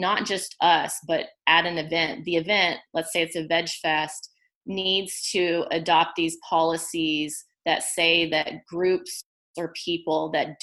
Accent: Oklahoma, United States; moved away as an adult; I am half Hispanic and white, and I grew up in Oklahoma, and most of my adult life I've lived in big cities

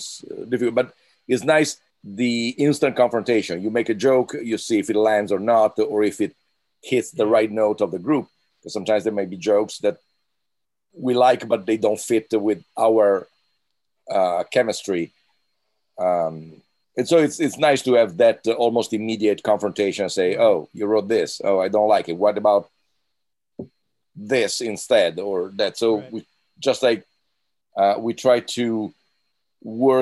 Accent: Italy

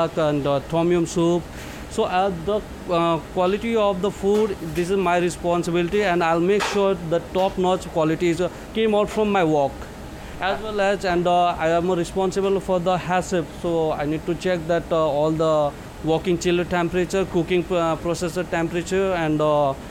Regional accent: Nepal; moved away as an adult; also born or lived in India; now in Dubai, United Arab Emirates; I'm from Nepal

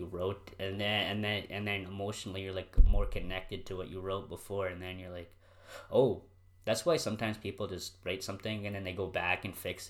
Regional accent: Drayton Valley, Alberta, Canada; I was born in Drayton

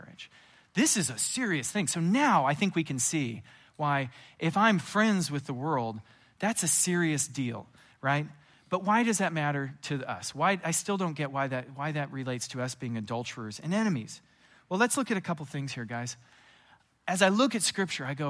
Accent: California, United States; I'm from California

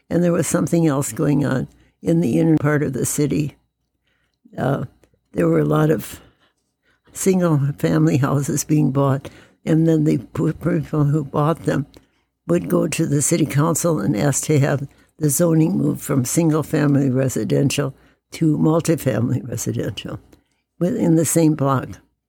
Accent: Wisconsin, United States; also born or lived in Minnesota / Michigan; now in Indiana, United States; I moved here from Michigan, mm-hmm. and I had been brought up and lived in Wisconsin and Minnesota, and I was not aware that Indiana was as conservative and as southern as it was.

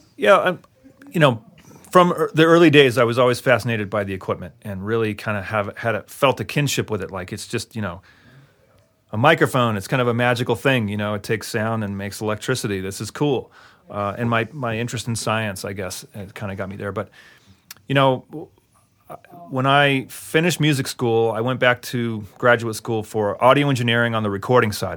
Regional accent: Albuquerque, New Mexico, United States; moved away as an adult; I'm from Albuquerque

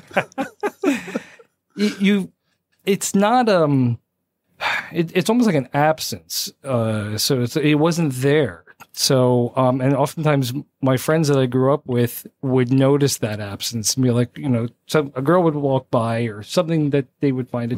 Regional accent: South Plainfield, New Jersey, United States; born raised Jersey

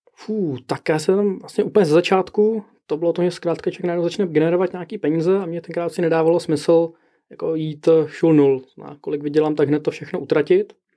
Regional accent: Prague, Czechia; tak jsem z Prahy

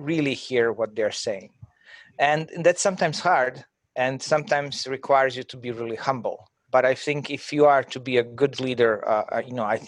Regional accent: Croatia; moved away as an adult; I'm from Croatia, and, you know, I was, you know, at my fifth year of medical school

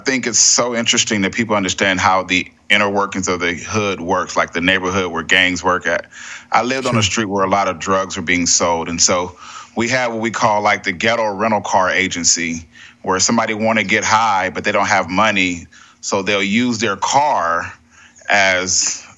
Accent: San Diego, California, United States; I grew up in Southeast San Diego, around a lot of gangs

